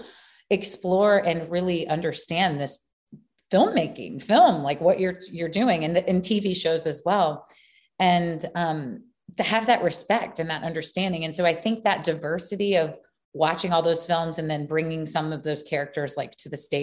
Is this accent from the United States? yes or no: yes; Baton Rouge, Louisiana, United States; also born or lived in New Orleans; I grew up in Baton Rouge, which is LSU